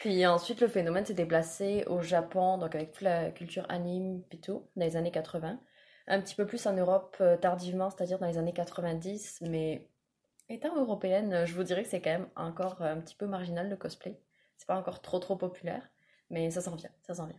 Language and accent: French; France; moved away as an adult; now in Quebec, Canada; je suis française, je vis au Québec depuis quatre ans maintenant